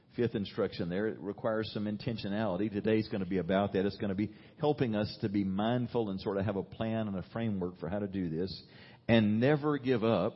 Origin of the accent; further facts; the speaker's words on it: United States; as an American